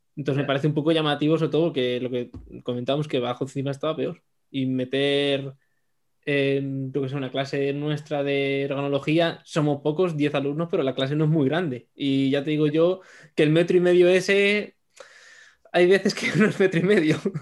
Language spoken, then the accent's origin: Spanish; Madrid, Community of Madrid, Spain; moved away as an adult; now in Badajoz, Spain; soy de Madrid